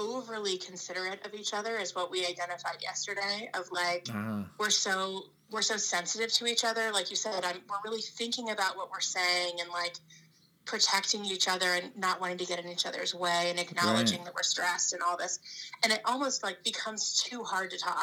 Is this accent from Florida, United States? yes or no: yes; Florida, United States; where I grew up in Florida